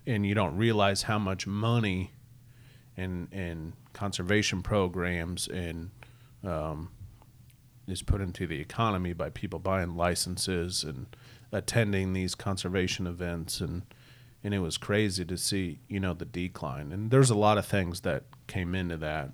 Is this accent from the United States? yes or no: yes; Missouri, United States; also born or lived in Iowa; we're just growing up in Missouri